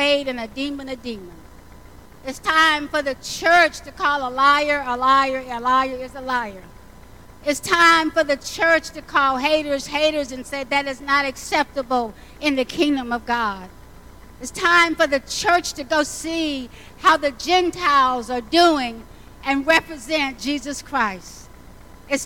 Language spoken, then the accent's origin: English; the South, United States; I grew up in the South